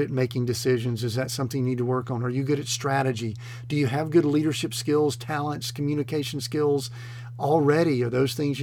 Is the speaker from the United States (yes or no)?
yes; Atlanta, Georgia, United States; I grew up in the Atlanta metro area in the 70s